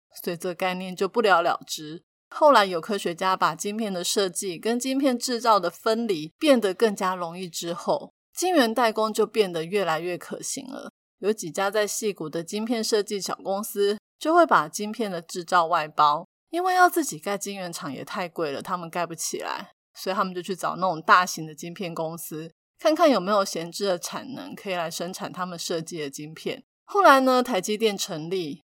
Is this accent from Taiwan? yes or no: yes; Taiwan; 但是我们台湾人却很紧张